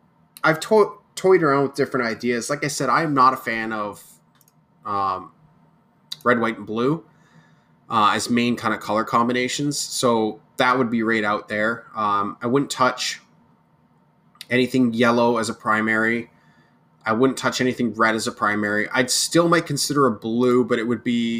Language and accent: English; Kingston, Ontario, Canada; It's my home city.